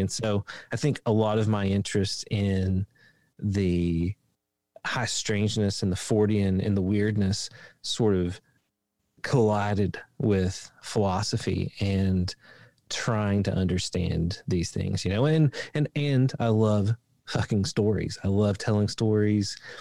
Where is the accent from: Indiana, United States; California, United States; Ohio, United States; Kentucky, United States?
Kentucky, United States; Appalachia in Eastern; I grew up in Appalachia in Eastern Kentucky